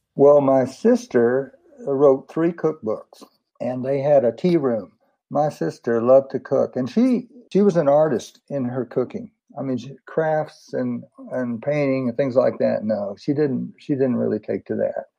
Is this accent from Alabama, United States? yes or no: no; San Antonio, Texas, United States; I was born in San Antonio, 1948